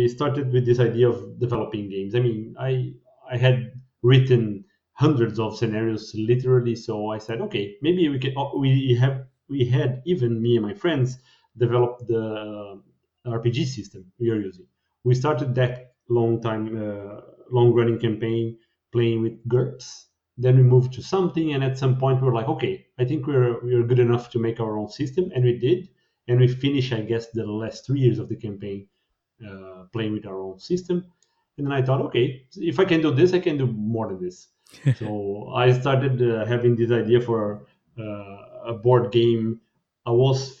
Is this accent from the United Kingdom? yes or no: no; Brazil; moved away as an adult; now in Sweden; I'm from Brazil